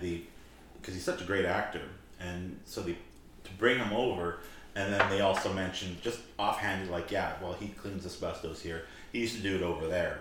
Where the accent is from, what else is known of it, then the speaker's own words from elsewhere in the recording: Saskatoon, Saskatchewan, Canada; growing up in Saskatoon, we had the sanatorium here